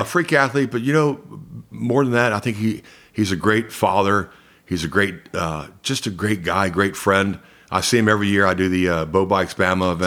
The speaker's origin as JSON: {"language": "English", "town": "Columbus", "region": "Georgia", "country": "United States", "tie": "born or raised there", "also_born_or_lived": "Los Angeles / California", "accent": "Southern", "moved": "as an adult", "lives_now": "Cobb County, United States", "said": "I grew up in Columbus, Georgia"}